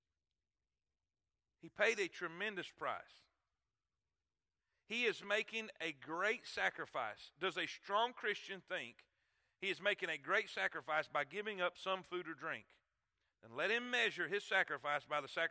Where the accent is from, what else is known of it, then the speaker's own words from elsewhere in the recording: Florida, United States; I come from Florida